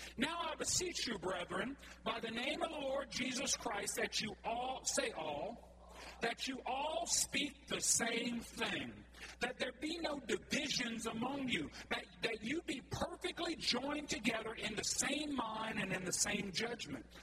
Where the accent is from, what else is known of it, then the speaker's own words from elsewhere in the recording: Cajun, Louisiana, United States; we're all Cajun folks